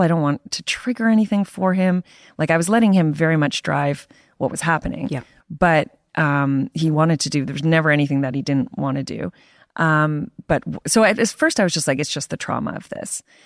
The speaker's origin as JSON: {"language": "English", "country": "Canada", "said": "being a Canadian, working for the Toronto Star"}